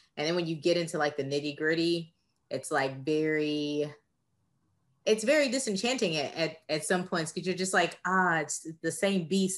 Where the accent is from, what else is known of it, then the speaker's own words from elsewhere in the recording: Texas, United States; I am from Texas.